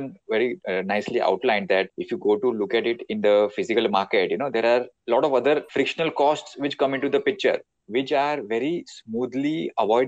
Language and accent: English; India; in our Indian household